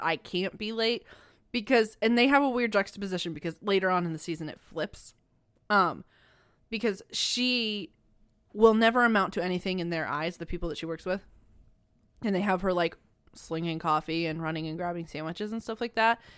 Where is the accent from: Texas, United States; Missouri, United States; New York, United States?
Missouri, United States; We are from Missouri